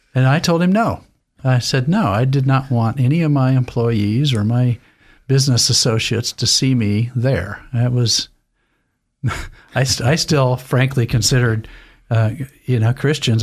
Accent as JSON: {"language": "English", "town": "Lewiston", "region": "Idaho", "country": "United States", "tie": "born or raised there", "said": "I, I was raised in Lewiston, Idaho"}